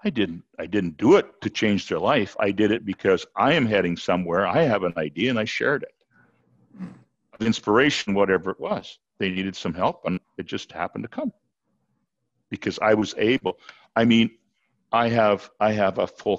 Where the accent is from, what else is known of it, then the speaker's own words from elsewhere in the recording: Canada; I'm the Canadian